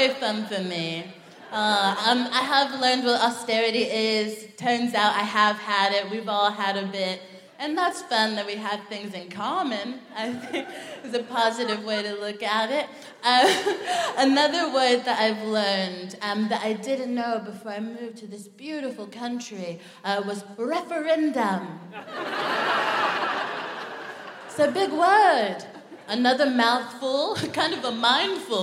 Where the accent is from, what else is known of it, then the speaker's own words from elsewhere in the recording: United States; moved away as an adult; now in United Kingdom; I'm from America